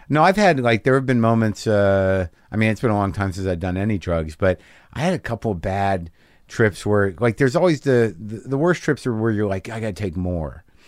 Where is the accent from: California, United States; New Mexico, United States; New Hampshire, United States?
New Mexico, United States; I grew up in New Mexico